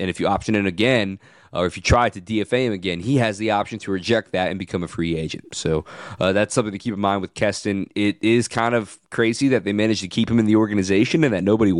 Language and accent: English; Arizona, United States; moved away; I'm a West Coast guy. I've been to Coors a few times back in my days growing up in Arizona.